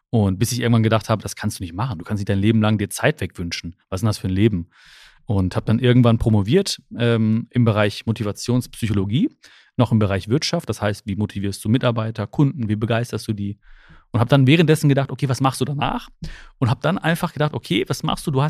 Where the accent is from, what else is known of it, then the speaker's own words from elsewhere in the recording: Germany; born there; ich bin ja die erste Generation, die hier in Deutschland geboren ist. Meine Eltern kommen aus, aus Indien, aus Kerala, aus dem südindischen Kerala.